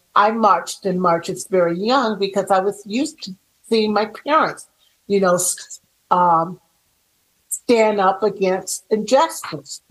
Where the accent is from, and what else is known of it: Chicago, Illinois, United States; born or raised there